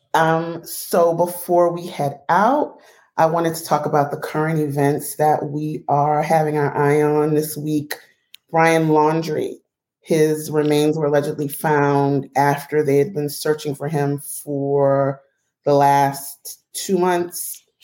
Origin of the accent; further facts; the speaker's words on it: United States; a black woman born in America